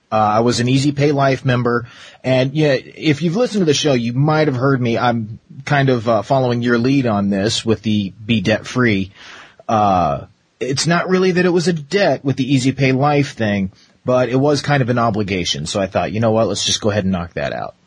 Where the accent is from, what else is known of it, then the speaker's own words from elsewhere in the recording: Arizona, United States; growing up in Arizona for so long